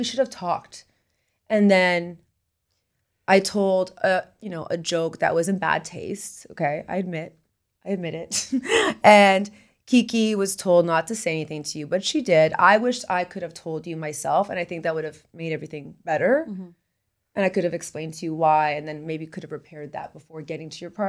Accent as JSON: {"language": "English", "country": "Canada", "moved": "yes", "said": "I'm from Canada."}